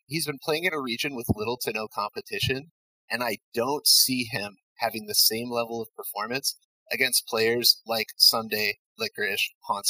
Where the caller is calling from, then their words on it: Flint, Michigan, United States; I am calling from Flint, Michigan.